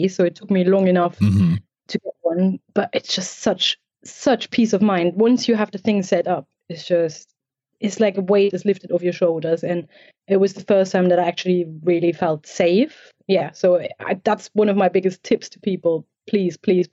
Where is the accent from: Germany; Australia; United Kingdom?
Germany; East Germany; I grew up in East Germany, so a country that doesn't exist anymore, so communist Germany.